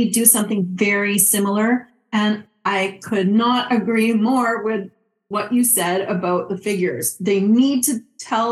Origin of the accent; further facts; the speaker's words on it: Montreal, Quebec, Canada; moved away as an adult; also born or lived in Calgary, Alberta / Qatar; now in New York, United States; I am from Montreal, Quebec, where I went to McGill University for a Bachelor of Science in Agriculture